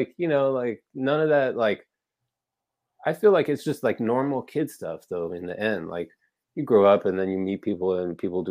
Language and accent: English; Weston, Florida, United States; now in Orlando, United States; I grew up in Broward County, this little city called Weston.